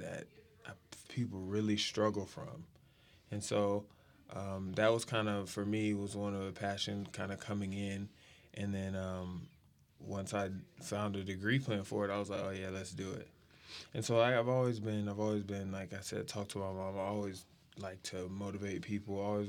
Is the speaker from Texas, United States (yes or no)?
yes; San Antonio, Texas, United States; also born or lived in Wichita, Kansas; I was born in Wichita, Kansas, lived there for 7 years, and then went to San Antonio